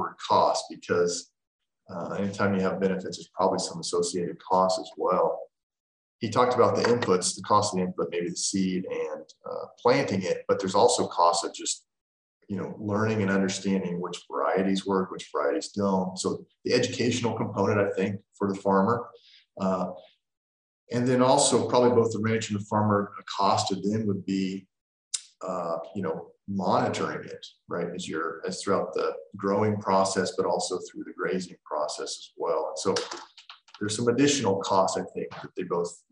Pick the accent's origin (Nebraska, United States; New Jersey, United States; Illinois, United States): Illinois, United States; I grew up in Illinois